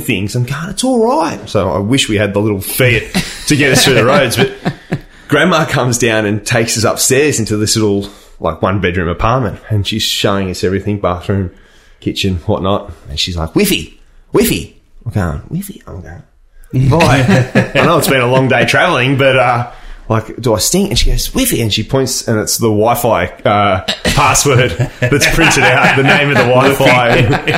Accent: Penrith, New South Wales, Australia; also born or lived in Melbourne / Bronte, Sydney; now in Sydney, Australia; I'm the boy from Penrith... Via Melbourne, now at Bronte / Waverley

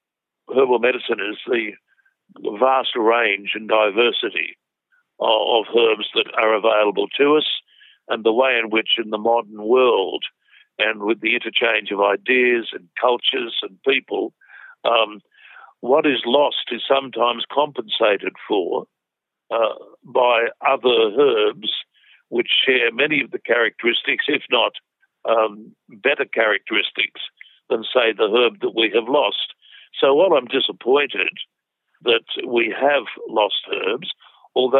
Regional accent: Australia; being an Australian today in herbal medicine

